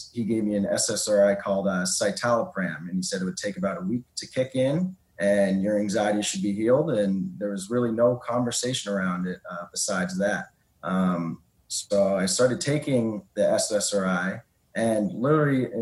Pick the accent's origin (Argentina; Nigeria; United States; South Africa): United States; Boston, Massachusetts; I'm from the Boston area